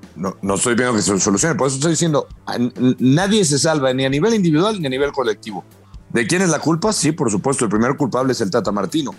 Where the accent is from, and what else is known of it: Mexico